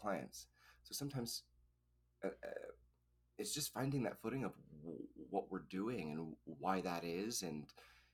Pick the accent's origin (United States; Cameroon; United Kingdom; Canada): Canada; Edmonton, Alberta; moved away; I'm from Edmonton